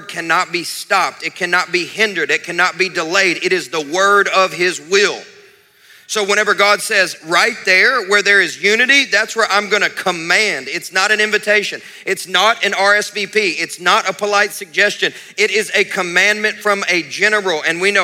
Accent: Kentucky, United States; I grew up in Kentucky where people didn't drink water, they just drank Mountain Dew

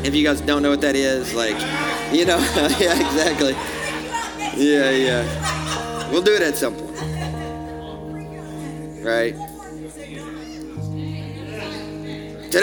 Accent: American South, Southern United States, United States; accent: southern; As an American, my southern accent

